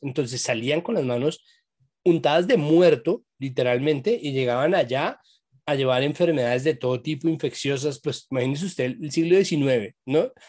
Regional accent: Colombia

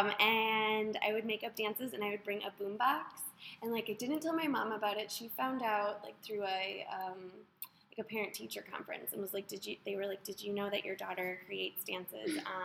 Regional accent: Wisconsin, United States; moved away as an adult; now in Ohio, United States; I'm from Wisconsin, but I've lived in Ohio for like 3 years

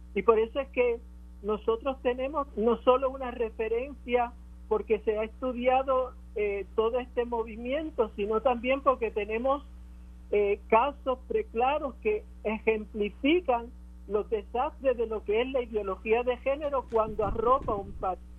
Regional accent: Puerto Rico; lo que somos como puertorriqueños

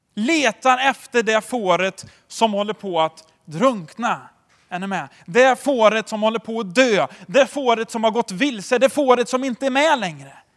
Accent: Tidaholm, Västra Götaland, Sweden; jag är uppväxt i Tidaholm

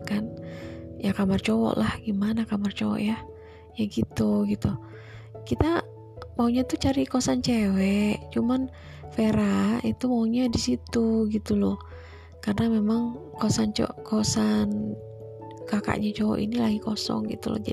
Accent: Surabaya, East Java, Indonesia; born there; tempat kelahiran saya di Surabaya itu panas itu

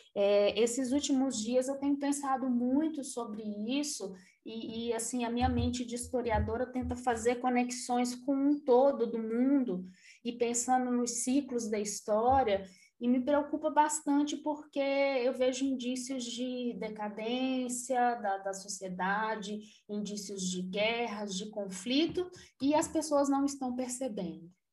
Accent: Brazil; a formação da gente enquanto brasileiro

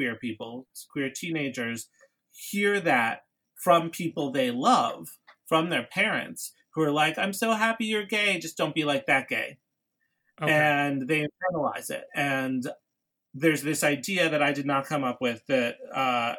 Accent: New York City, New York, United States; I grew up in New York City

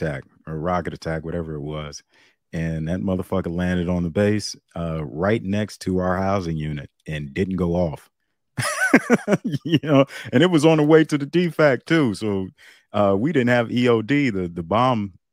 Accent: Youngstown, Ohio, United States; we're from Youngstown

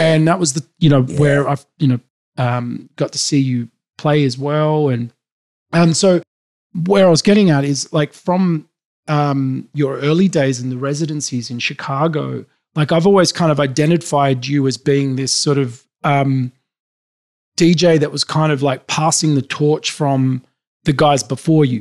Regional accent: Sydney, New South Wales, Australia; I grew up in Sydney, Australia.

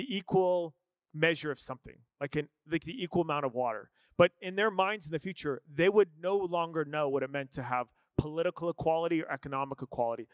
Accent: Scottsdale, Arizona, United States; I'm mostly Irish. I grew up in Scottsdale, Arizona

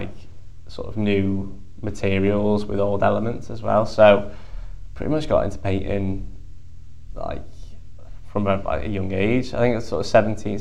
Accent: the Wirral, Merseyside, North West England, United Kingdom; I was born over there on the Wirral.

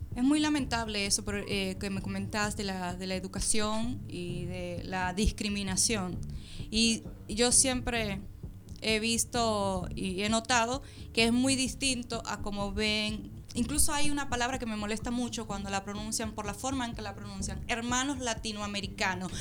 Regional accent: Dominican Republic; now in Argentina; yo soy dominicana

